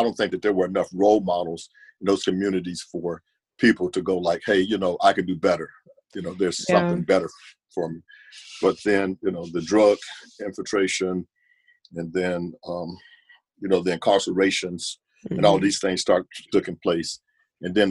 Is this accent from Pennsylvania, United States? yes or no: no; Warrensville Heights, Ohio, United States; also born or lived in Nashville, Tennessee; my own experience growing up in Warrensville Heights was a mixed community as well.